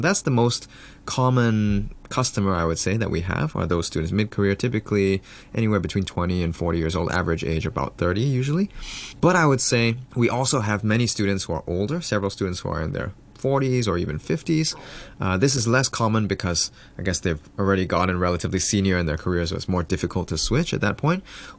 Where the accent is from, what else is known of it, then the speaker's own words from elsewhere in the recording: Singapore; also born or lived in Hong Kong / United States; After Hong Kong, I moved to the US. I did high school there because my mom got a job there. Of course, I'm Singaporean. I did the army.